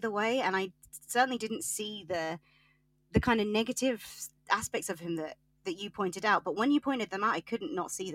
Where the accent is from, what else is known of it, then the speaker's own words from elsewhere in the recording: Yorkshire and the Humber, United Kingdom; I'm from Yorkshire